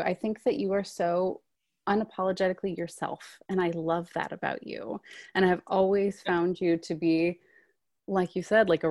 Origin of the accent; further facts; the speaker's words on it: Culpeper, Virginia, United States; from Culpeper, Virginia, which is a little town about an hour and 45 minutes outside of DC. I got my start in theater doing children's cantatas at church.